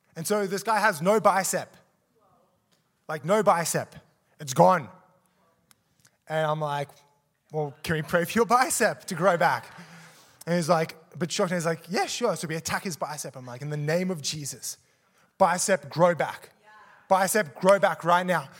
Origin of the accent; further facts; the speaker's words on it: Australia; moved away as an adult; also born or lived in South Africa; I was born in South Africa, moved to Australia, um, and then grew up there, and then moved back to South Africa